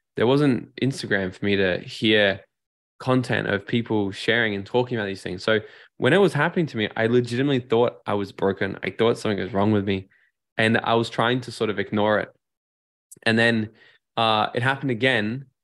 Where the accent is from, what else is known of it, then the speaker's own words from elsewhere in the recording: Gold Coast, Queensland, Australia; I moved back down to my hometown here on the Gold Coast